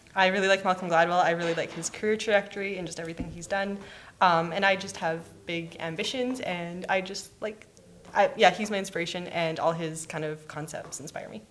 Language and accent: English; Calgary, Alberta, Canada; moved away as an adult; now in Edmonton, Canada; am from Calgary